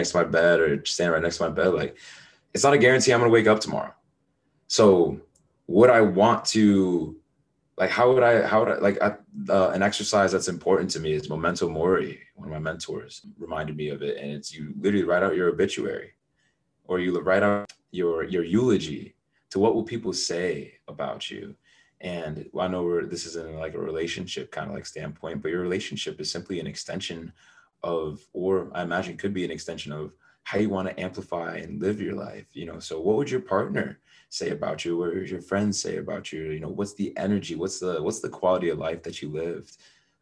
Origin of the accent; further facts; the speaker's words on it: United States; I was born in the United States